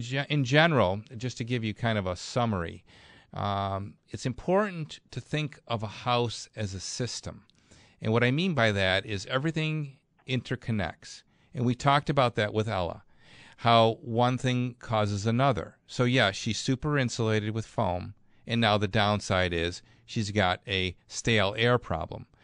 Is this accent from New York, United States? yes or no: yes; Clarence, New York, United States; Clarence, my hometown